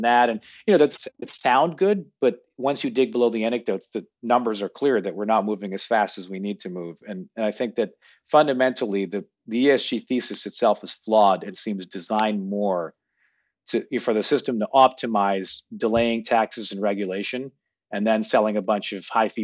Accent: Toronto, Ontario, Canada; moved away as an adult; also born or lived in United States; now in New York, United States; I grew up in Toronto, went to university in the U.S. and then spent most of my working career here

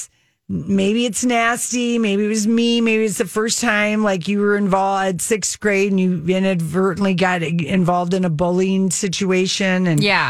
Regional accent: Minnesota, United States; we're from Minnesota

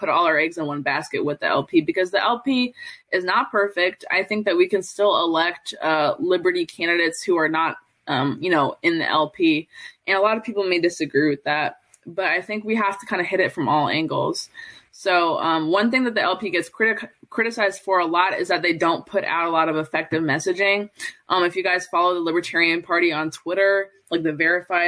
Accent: Montgomery County, Maryland, United States; where I grew up in Montgomery County, Maryland

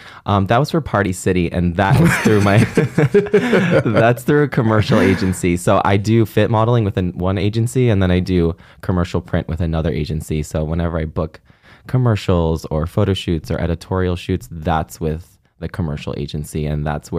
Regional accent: Buffalo, New York, United States; It was actually pretty great. I mean, it's a pretty thriving city, I would say.

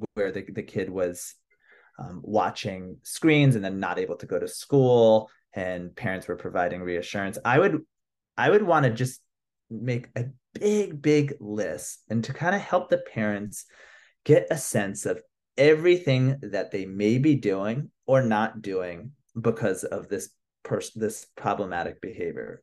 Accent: Washington, District of Columbia, United States; moved away as an adult; also born or lived in Philadelphia / New York; now in Los Angeles, United States; I'm originally from the East Coast. I'm from Washington, D C

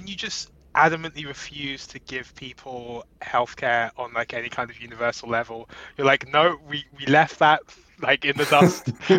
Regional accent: London, United Kingdom; moved away as an adult; also born or lived in Jamaica (family); now in Brooklyn, United States; I'm not, as you so hatefully said at the top of the show, from Manchester. I am from Brixton.

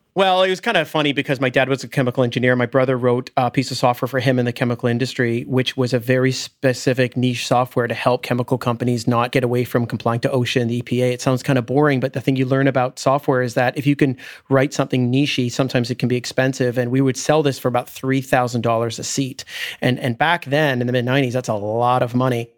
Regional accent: Richmond Hill, Ontario, Canada; also born or lived in London, Ontario; I grew up in Richmond Hill.

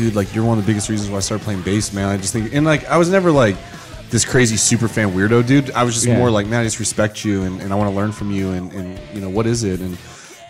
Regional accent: Avella, Pennsylvania, United States; I grew up on the outside of Pittsburgh, so it's a little small town called Avello, PA

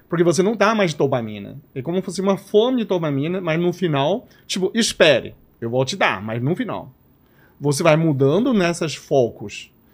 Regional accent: Liaoning, China; accent: Chinese; Portuguese is a second language; moved away as an adult; also born or lived in Recife, Brazil; now in Campinas, Brazil; Eu nasci na China chamada Tianchang, que é uma província de Liaoning.

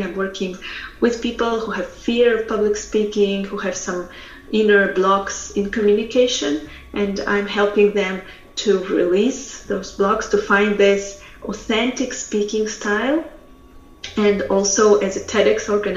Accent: Russia; English is a second language; moved away as an adult; also born or lived in Poland; Polish is not my first language because originally I am from Russia, and I moved to Poland after some time knowing Russian and English

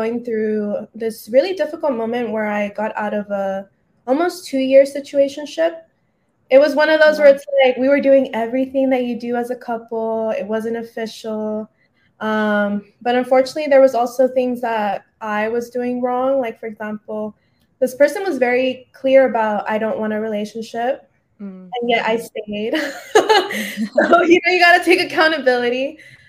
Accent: San Diego, California, United States; now in Los Angeles, United States; I'm originally from San Diego, but I came out to L.A.

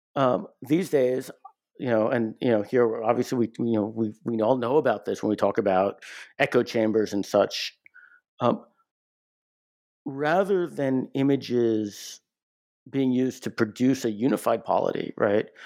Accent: United States; I'm, I'm an American

